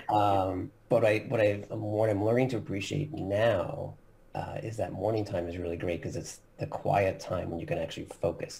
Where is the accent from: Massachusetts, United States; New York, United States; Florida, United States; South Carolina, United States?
New York, United States; Long Island; now in Philadelphia, United States; I actually grew up in um, Long Island, New York, so kind of a northeast coaster in the U.S.